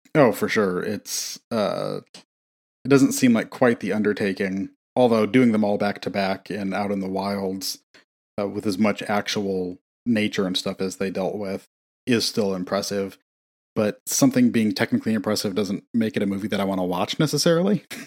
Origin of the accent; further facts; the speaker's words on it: Midwest, United States; being from the Midwest